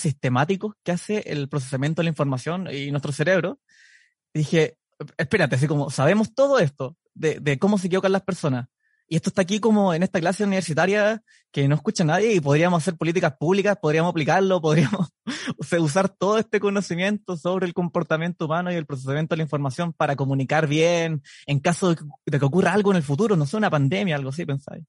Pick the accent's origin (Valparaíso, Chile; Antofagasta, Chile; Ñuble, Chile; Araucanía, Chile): Araucanía, Chile; Temuco; moved away as an adult; also born or lived in Edmonton, Canada; now in Canada; soy psicólogo, soy de Temuco